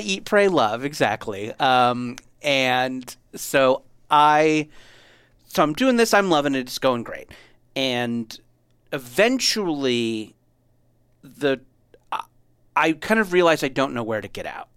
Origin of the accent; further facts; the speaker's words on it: Southern California, United States; I grew up in Southern California